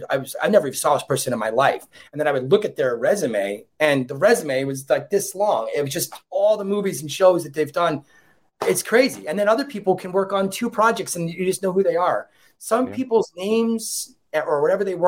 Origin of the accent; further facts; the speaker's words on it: Monroe, New York, United States; he hasn't been to my hometown. I'm from Monroe, New York